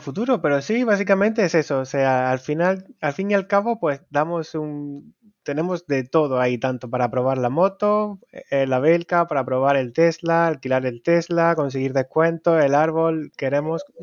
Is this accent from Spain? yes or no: yes; Jaén, Andalusia, Spain; yo soy también andaluz, pero un poquito más al norte que, que Málaga, soy de Jaén